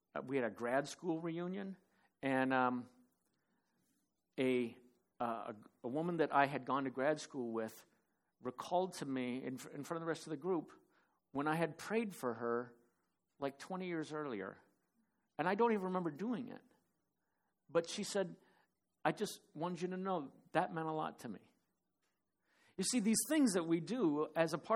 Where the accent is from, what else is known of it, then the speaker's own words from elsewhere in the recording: Phoenix, Arizona, United States; moved away; also born or lived in Cottage Grove; Dave and I grew up in Phoenix together